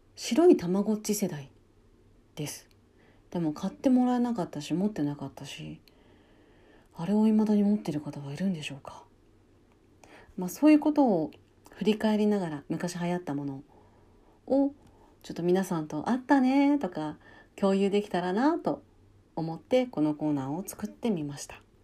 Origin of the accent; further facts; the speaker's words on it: Hokkaido, Japan; 私北海道出身なので